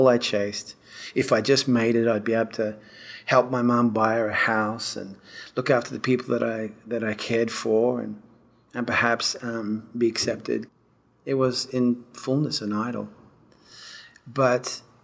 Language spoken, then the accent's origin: English; Perth, Western Australia, Australia; moved away as an adult; also born or lived in England; now in Nashville, United States; I was born in Perth, Western Australia in 1967